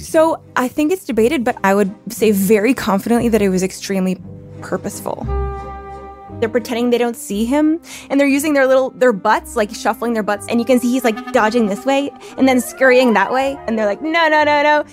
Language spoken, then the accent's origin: English; Canada; moved away as an adult; now in United States; I am Canadian.